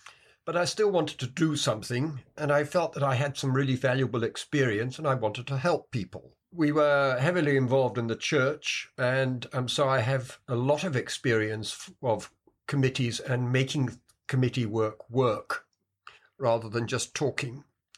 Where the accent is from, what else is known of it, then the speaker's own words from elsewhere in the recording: Kenya; also born or lived in United Kingdom; I was brought up in Kenya and then went back to Britain and went to university there and qualified as a civil engineer.